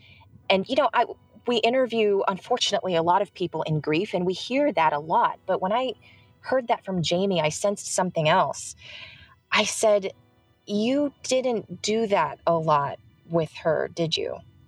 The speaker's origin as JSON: {"language": "English", "region": "California", "country": "United States", "tie": "born or raised there", "said": "I was born and raised in the San Francisco Bay Area, and my parents came to the United States in the 70s."}